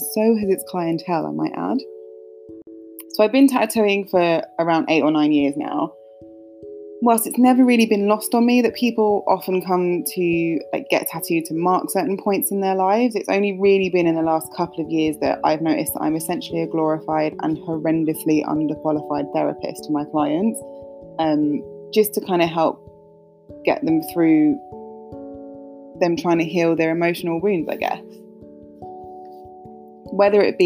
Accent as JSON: {"language": "English", "region": "London", "country": "United Kingdom", "tie": "born or raised there", "said": "growing up in North London"}